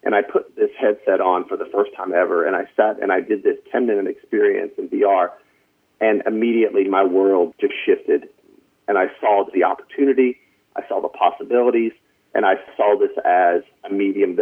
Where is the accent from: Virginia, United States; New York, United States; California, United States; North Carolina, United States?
North Carolina, United States; moved away as an adult; now in Los Angeles, United States; I'm from North Carolina. I don't know if you can hear it in my voice.